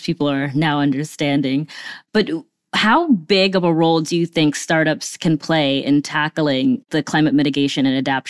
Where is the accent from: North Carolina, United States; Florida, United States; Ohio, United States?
Florida, United States; I'm from Florida